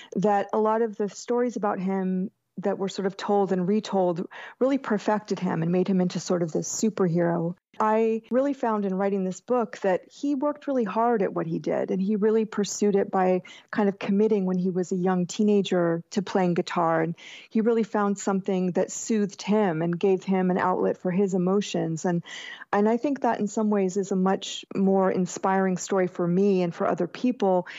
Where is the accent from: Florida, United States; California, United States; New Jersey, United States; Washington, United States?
Florida, United States; Jacksonville; born or raised there